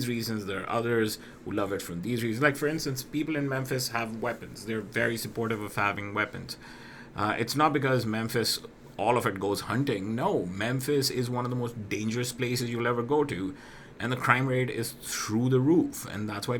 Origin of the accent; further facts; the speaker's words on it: Pakistan; I'm from Pakistan